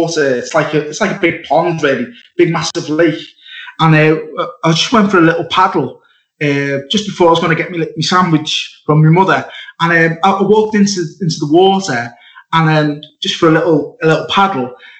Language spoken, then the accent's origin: English; Liverpool, North West England, United Kingdom; also born or lived in Wirral; I was born in Liverpool